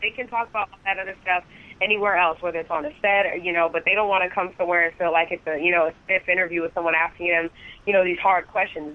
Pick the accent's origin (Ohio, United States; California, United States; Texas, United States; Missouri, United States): California, United States; Los Angeles; I'm born and raised in Los Angeles